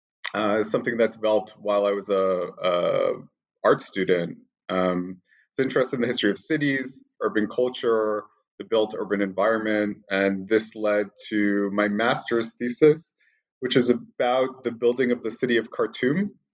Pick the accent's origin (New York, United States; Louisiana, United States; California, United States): New York, United States; born there; Sure. I was born in New York, and I have a kind of very roundabout course towards studying this part of the world.